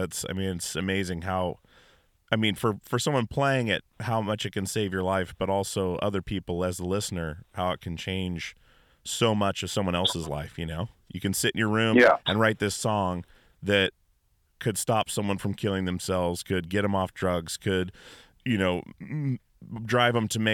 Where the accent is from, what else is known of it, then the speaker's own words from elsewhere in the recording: Alaska, United States; I grew up in Alaska